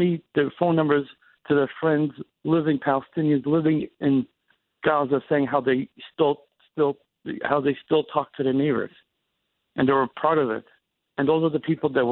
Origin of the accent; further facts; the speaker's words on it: New York, United States; moved away; being a New Yorker